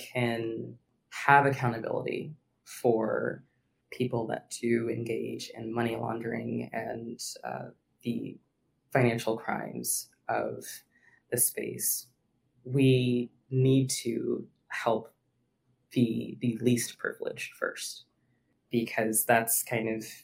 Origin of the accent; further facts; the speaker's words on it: Virginia, United States; I was born and raised in Virginia